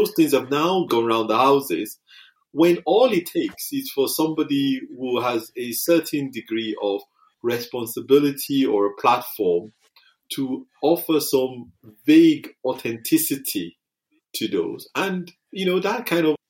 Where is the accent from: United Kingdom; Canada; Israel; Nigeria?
United Kingdom; our culture, being British, is that, you know, we have a stiff upper lip.